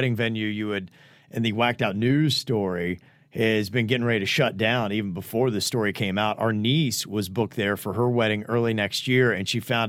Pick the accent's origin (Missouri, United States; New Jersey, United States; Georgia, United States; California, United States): New Jersey, United States; We're all from New Jersey, and they're all the typical loud, outgoing Italian Guido type.